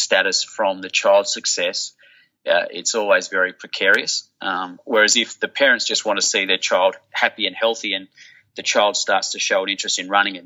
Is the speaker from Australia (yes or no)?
yes; Perth, Western Australia, Australia; where I grew up in Willerton